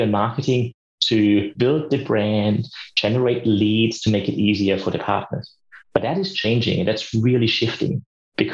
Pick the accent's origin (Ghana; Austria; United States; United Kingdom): Austria; now in Australia; As you probably know from my accent as well, and the listeners might see that I'm from Austria originally. I live in Australia